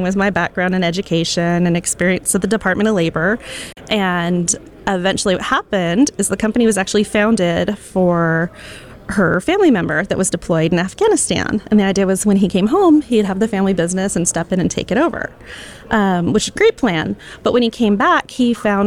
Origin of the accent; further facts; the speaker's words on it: Boise, Idaho, United States; So I grew up in Boise, Idaho, is where I was born